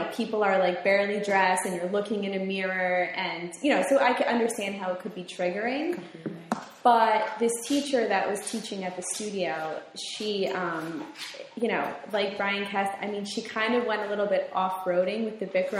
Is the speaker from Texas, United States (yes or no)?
no; Bridgewater, New Jersey, United States; in high school, Westfield, I'm from Bridgewater, so Westfield was like kind of far from me